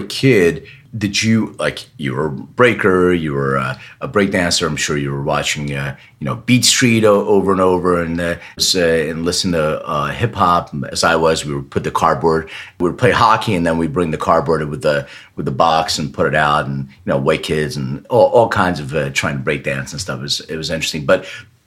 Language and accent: English; Philadelphia, Pennsylvania, United States; now in Los Angeles, United States; I live in LA now. So I lived in Philly. I grew up in Philly.